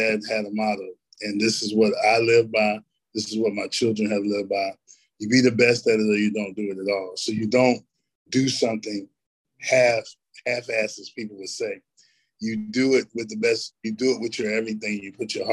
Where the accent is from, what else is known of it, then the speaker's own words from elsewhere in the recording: Elizabethtown, North Carolina, United States; I grew up in a little town called Elizabethtown. We're kind of like a blueberry capital